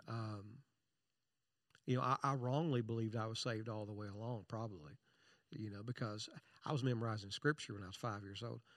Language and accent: English; Eastern Kentucky, United States; I was born in Eastern Kentucky